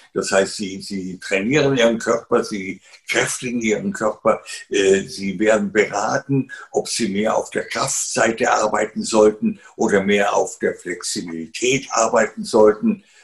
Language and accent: German; Garmisch-Partenkirchen, Bavaria, Germany; Ich bin ja im Süden aufgewachsen